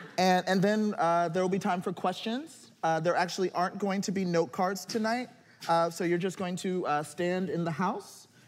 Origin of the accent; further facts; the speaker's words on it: New York, United States; So, as a New Yorker, I know that when people ask you what I'm about to ask you